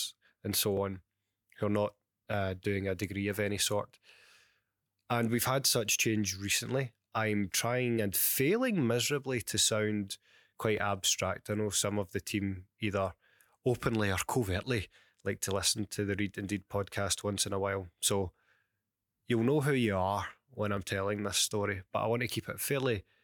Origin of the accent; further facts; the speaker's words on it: Glasgow, Scotland, United Kingdom; accent: Glaswegian; my crackled Glaswegian accent